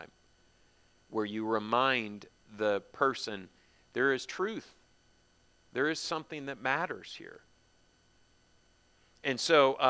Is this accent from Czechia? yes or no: no; United States; growing up as an American